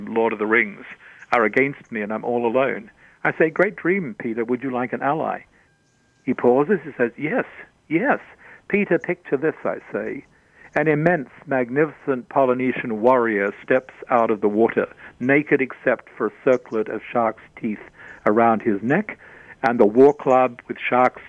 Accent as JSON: {"language": "English", "country": "Australia", "said": "I'm Australian."}